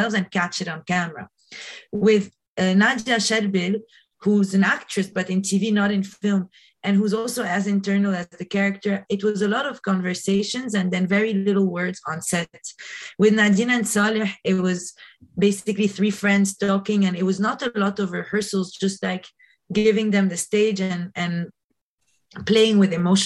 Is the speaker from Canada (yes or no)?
no; Lebanon; moved away as an adult; also born or lived in New York, United States; growing up in Lebanon